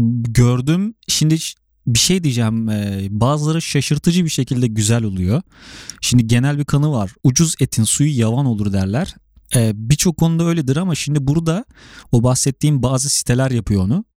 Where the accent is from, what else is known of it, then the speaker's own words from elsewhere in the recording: Sivas Province, Turkey; ben de Sivaslıyım.